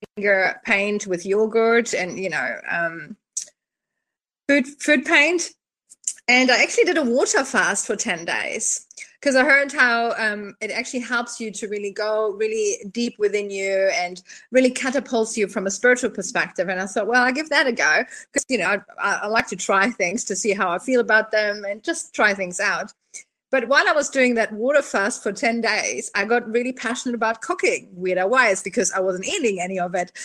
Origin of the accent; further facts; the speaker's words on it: Germany; moved away as an adult; also born or lived in Poland / Auckland, New Zealand / Papamoa, New Zealand; now in Mount Maunganui, New Zealand; I was born in Germany and my family is actually from Poland. So I was the first child born in Germany